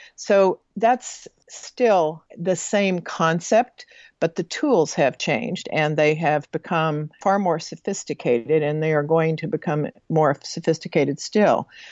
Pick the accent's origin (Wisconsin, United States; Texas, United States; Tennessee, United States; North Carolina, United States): Texas, United States; Texas panhandle, United States; moved away as an adult; also born or lived in American Samoa; growing up in the Texas panhandle